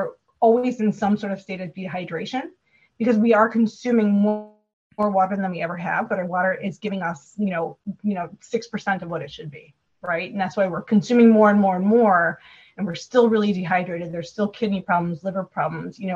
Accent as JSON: {"language": "English", "region": "Wisconsin", "country": "United States", "said": "I'm from Wisconsin"}